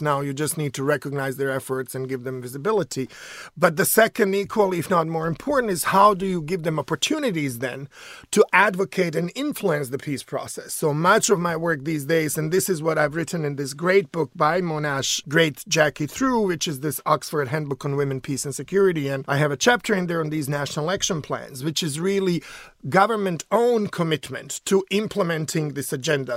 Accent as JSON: {"language": "English", "town": "Sarajevo", "region": "Federation of Bosnia and Herzegovina", "country": "Bosnia & Herzegovina", "moved": "yes", "lives_now": "United States", "said": "I'm from Sarajevo, which is the capital city of Bosnia"}